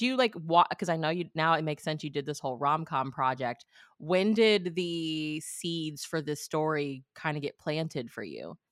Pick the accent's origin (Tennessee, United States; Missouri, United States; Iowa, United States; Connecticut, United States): Missouri, United States; moved away; I'm from the Midwest too, I'm originally from Missouri